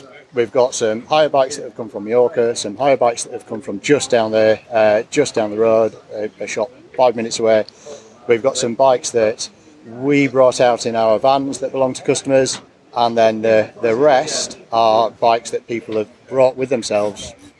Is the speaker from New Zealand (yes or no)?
no; Harrogate, Yorkshire and the Humber, United Kingdom; I'm from Harrogate.